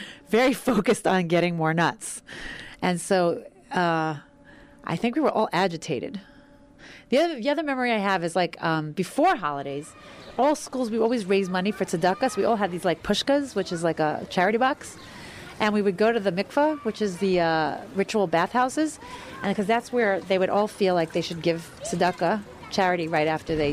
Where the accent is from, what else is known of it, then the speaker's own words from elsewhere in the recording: New York City, New York, United States; The community I grew up in was Hasidic. My family was more ultra-Orthodox. It was Borough Park